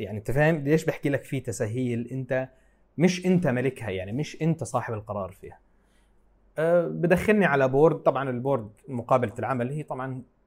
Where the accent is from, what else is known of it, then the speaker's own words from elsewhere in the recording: Palestine; أنا فلسطيني